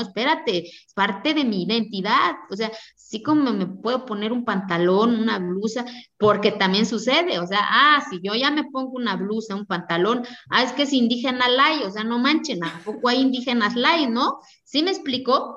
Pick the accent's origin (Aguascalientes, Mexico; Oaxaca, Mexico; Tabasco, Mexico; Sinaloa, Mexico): Oaxaca, Mexico; Santa María Quiegolani; Spanish is a second language; moved away; de hablar una lengua diferente al español y de decir que soy de Kiegolán